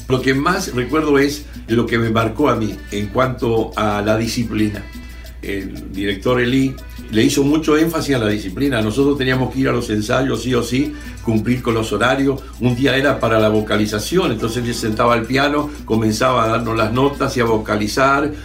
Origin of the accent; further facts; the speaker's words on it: Argentina; yo soy de Argentina